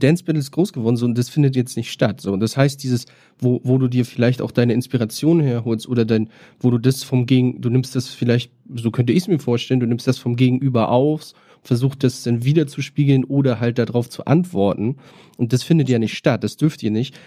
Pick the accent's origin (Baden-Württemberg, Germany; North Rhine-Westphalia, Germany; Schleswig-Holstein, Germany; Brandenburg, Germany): Schleswig-Holstein, Germany; Bad Oldesloe; now in Berlin, Germany; ich komme aus Schleswig-Holstein, äh, Bad Oldesloe ist mein Geburtsort